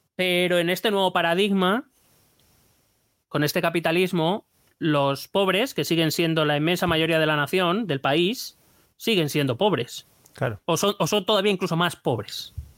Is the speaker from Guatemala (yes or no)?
no; Spain; no me considero menos español